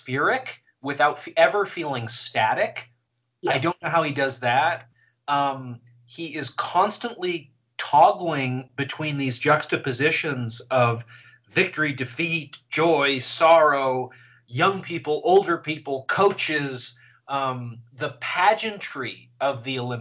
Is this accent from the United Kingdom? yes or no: no; Canada; I'm Canadian and was watching in Canada